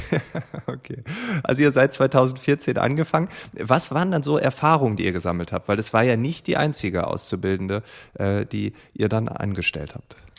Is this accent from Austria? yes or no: no; East Frisia, Lower Saxony, Germany; now in Berlin, Germany; ich komme ja selbst aus Ostfriesland